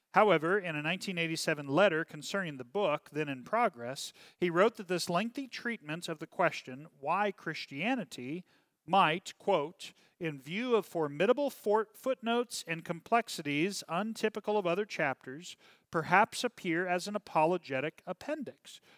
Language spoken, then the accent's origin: English; United States